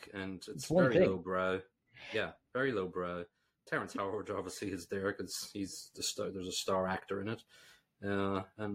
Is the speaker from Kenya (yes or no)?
no; Ireland; as an Irish person